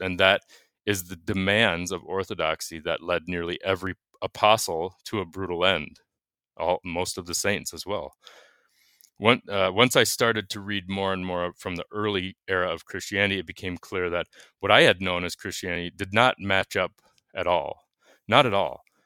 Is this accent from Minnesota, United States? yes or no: yes; Minnesota, United States; I'm from Minnesota.